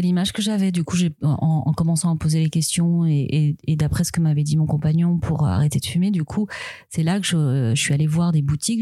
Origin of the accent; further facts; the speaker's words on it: Switzerland; moved away; je suis suisse